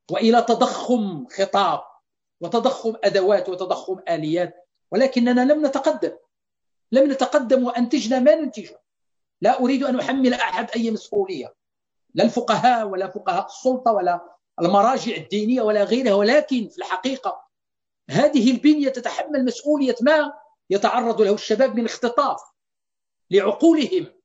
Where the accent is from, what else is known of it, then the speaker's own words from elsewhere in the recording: Morocco; عندنا في المغرب لا نعرف لعلي شريعة إلا كتاب إلا كتابين